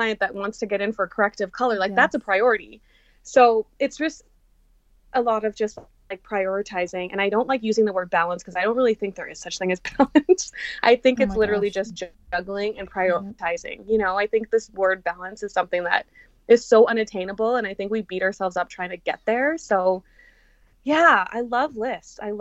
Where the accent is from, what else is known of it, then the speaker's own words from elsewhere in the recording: Canada; I'm not from the States, you know, like, oh, she's flying in from Canada